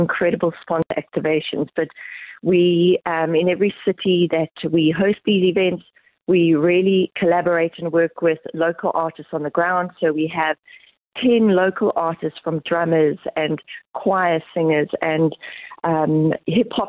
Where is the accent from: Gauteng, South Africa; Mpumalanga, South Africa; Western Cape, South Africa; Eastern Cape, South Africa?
Eastern Cape, South Africa; moved away; I'm originally from the Eastern Cape